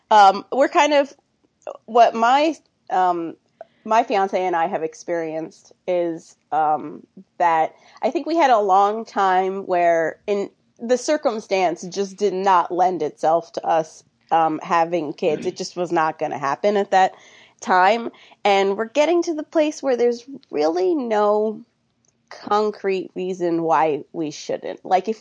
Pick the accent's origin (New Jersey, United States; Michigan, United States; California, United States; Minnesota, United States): New Jersey, United States; now in Philadelphia, United States; Nope. I live in Philadelphia. I'm from Southern New Jersey originally.